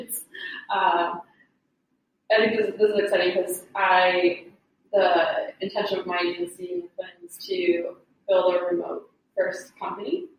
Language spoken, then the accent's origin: English; Boston, Massachusetts, United States; I grew up in Boston, so my mom was in Dorchester